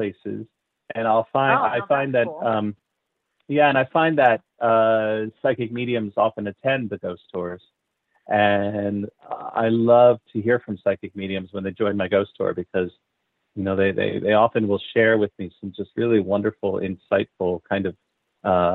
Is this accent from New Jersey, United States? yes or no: yes; New Jersey, United States; now in Berkshires, United States; I grew up in New Jersey